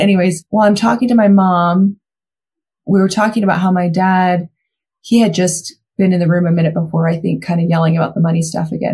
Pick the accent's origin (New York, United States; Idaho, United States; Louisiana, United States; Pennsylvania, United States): Idaho, United States; Mountain Home; Mountain Home Idaho, my hometown